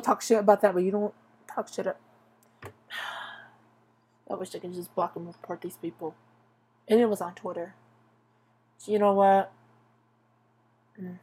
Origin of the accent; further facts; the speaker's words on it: Tulare County, California, United States; I was born in Tulare County. I've been in this county for 23 years. Ever since birth